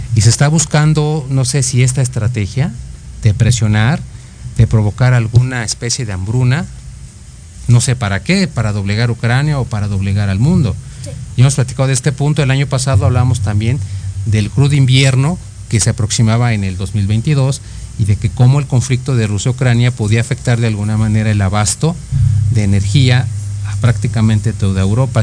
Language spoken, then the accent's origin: Spanish; Mexico; los mexicanos